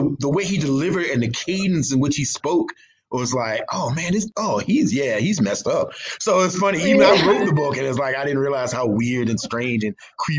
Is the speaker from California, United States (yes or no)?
no; Mathews County, Virginia, United States; I was raised in Matthews County, Virginia